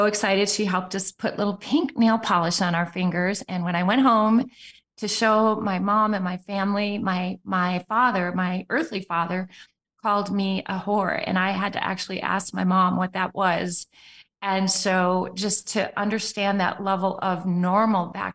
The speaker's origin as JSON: {"language": "English", "town": "Appleton", "region": "Wisconsin", "country": "United States", "tie": "born or raised there", "also_born_or_lived": "Arizona / Sweden", "said": "I grew up in Appleton, Wisconsin, where Green Bay, Wisconsin is a suburb."}